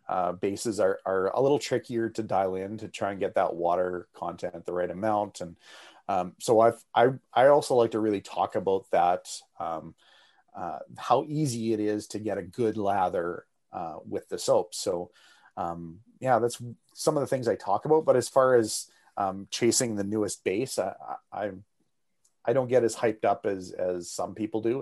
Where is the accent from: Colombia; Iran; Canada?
Canada; as a Canadian